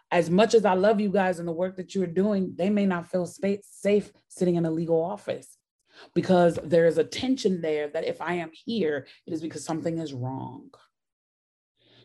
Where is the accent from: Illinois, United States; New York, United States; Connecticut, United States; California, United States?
Illinois, United States; Chicago; now in Georgia, United States; I grew up in Chicago